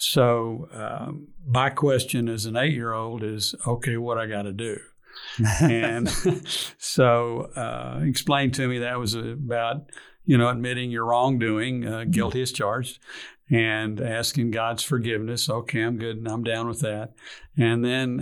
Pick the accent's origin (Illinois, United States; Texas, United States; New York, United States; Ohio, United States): Texas, United States; Fort Worth; also born or lived in Houston / Arlington; I grew up in Fort Worth, on the east side of Fort Worth.